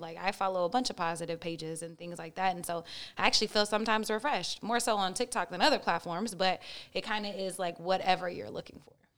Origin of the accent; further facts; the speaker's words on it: Oklahoma, United States; I'm from Oklahoma. I went to a private school and a public school